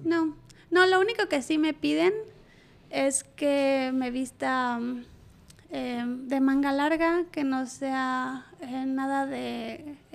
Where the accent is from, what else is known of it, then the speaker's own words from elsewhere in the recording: Mexico; moved away as an adult; now in Saudi Arabia; yo siendo mujer y mexicana